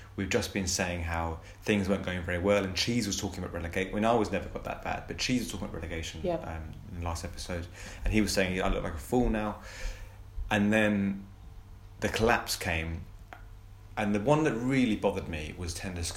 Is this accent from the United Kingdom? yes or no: yes; Colchester, East of England, United Kingdom; I grew up in Colchester